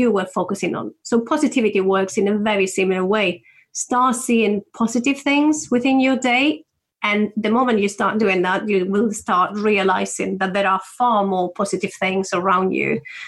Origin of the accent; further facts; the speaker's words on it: Spain; moved away as an adult; now in United Kingdom; I'm from Spain